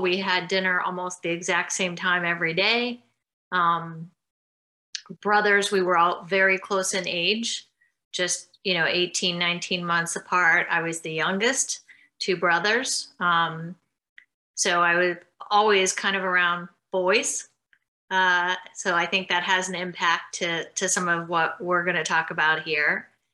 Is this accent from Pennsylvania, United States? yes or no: yes; Mount Pleasant, Pennsylvania, United States; moved away; also born or lived in Florida / California / New Zealand; I grew up in Mount Pleasant, Pennsylvania, Nowheresville, I like to say, like an out, an hour outside of Pittsburgh